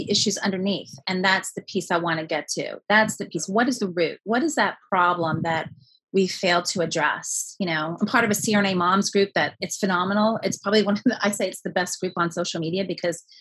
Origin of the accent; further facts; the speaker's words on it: New York City, New York, United States; You know, I was born and raised in New York City, Italian immigrant family.